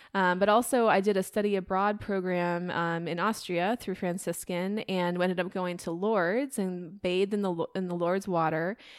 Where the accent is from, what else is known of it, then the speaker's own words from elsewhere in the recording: Iowa, United States; I grew up in Iowa